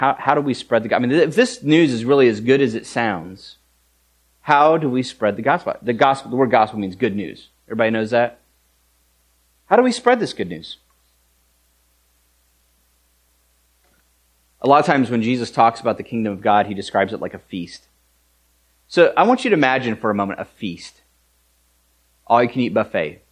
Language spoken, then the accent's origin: English; United States; we're American.